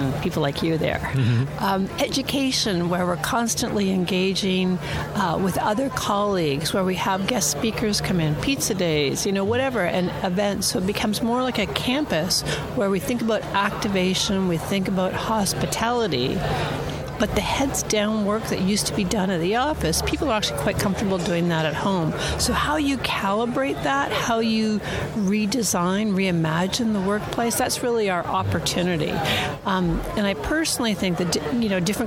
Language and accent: English; Toronto, Ontario, Canada; I'm from Toronto. I commute an hour every day.